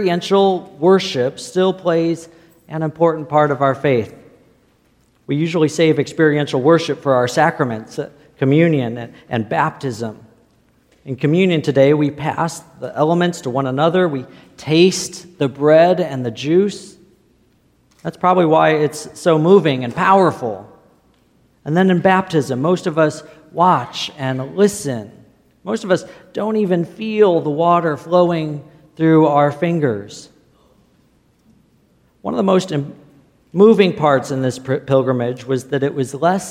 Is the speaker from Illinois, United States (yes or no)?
yes; Illinois, United States; I didn't grow up in the desert. I grew up in Illinois